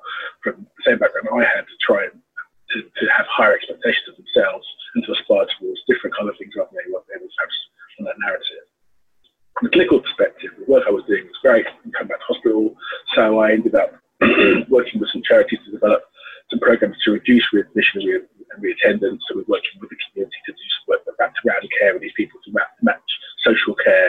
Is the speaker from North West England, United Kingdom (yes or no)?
no; London, United Kingdom; my experience being a Londoner and growing up in and around violence